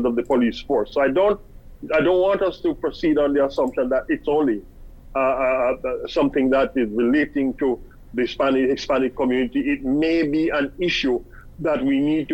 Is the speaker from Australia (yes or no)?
no; Jamaica; moved away as an adult; now in Antigua and Barbuda; I'm of Jamaican, educated, born, bred in Jamaica.